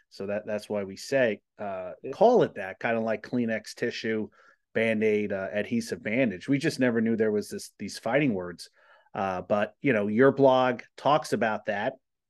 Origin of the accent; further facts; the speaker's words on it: Colonia, New Jersey, United States; Where I grew up in Colonia, which is not too far from you